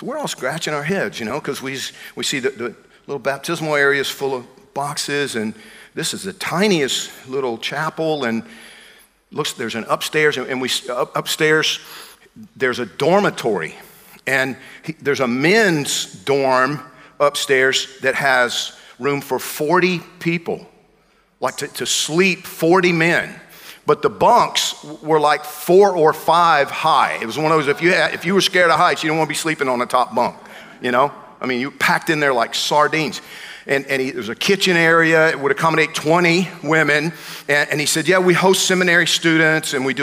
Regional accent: Georgia, United States; moved away; I grew up in Georgia

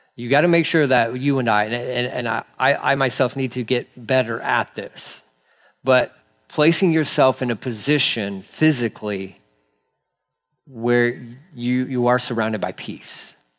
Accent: Texas, United States; I'm a Texan

